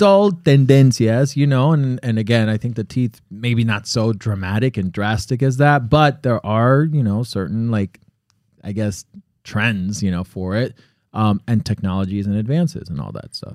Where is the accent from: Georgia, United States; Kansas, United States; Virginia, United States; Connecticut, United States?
Connecticut, United States; moved away; also born or lived in Miami; I was born in Connecticut